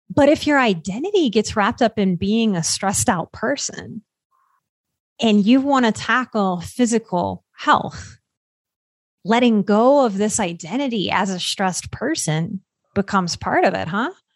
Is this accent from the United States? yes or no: yes; Louisiana, United States; So I grew up in Louisiana. So I grew up on soul food